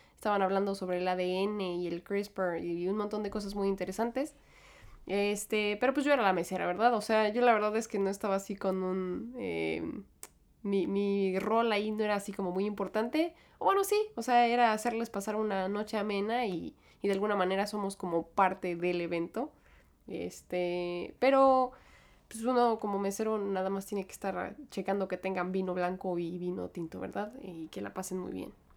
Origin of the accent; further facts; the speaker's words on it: Mexico; moved away as an adult; now in New York, United States; yo crecí en México